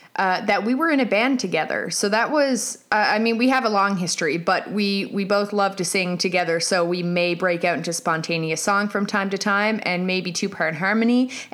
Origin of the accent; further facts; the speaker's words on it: St. John's, Newfoundland and Labrador, Canada; also born or lived in South Korea; I'm currently 33 years old. I am married with a 15-month-old son and an 11-year-old cat. I'm from St. John's, Newfoundland, Canada. I've lived here for most of my life.